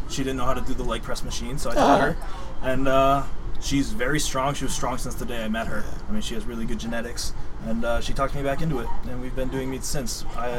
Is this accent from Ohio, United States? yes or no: no; Wales, Maine, United States; also born or lived in New York; I'm from Maine.